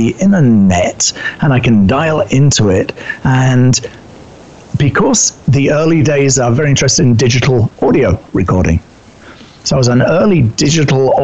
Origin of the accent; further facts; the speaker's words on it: United Kingdom; accent: British; moved away as an adult; also born or lived in New York City; You can tell by my accent, I'm originally British